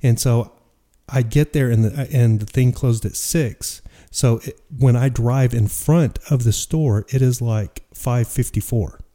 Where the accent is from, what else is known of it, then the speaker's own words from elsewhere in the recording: Dallas, Texas, United States; moved away; I'm from Dallas